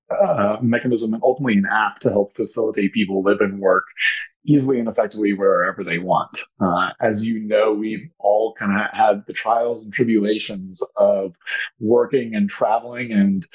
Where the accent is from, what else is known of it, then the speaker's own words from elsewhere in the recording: Denver, Colorado, United States; I'm from Denver, Colorado, local and loyal